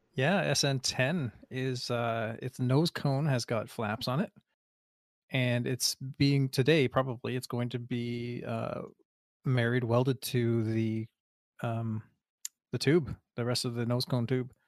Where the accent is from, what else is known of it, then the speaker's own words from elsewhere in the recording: Canada; as a Canadian